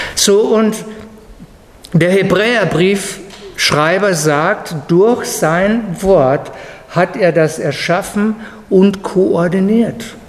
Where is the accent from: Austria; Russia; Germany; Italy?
Germany; als Deutscher